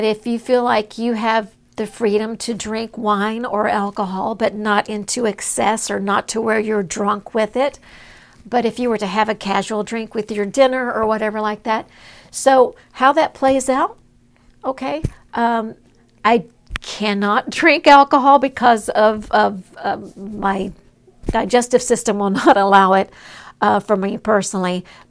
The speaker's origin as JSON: {"language": "English", "region": "Southern United States", "country": "United States", "tie": "born or raised there", "said": "I grew up in Southern part of the United States, an independent, fundamental, Bible-believing South"}